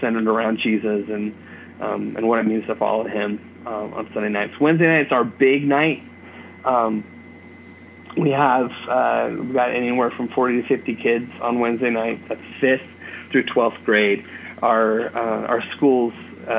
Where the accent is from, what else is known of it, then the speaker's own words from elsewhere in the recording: California, United States; moved away as an adult; now in Bloomfield, Indiana, United States; I'm from California